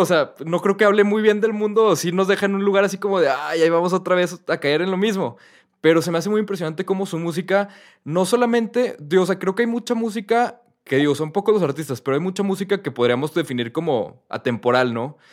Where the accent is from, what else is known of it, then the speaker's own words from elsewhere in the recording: Mexico; also born or lived in London; yo, soy mexicano